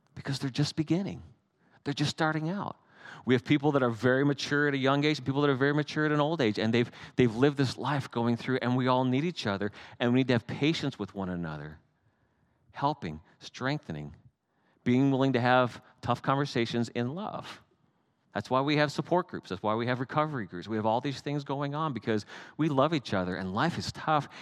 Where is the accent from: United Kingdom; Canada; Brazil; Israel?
Canada; I'm Canadian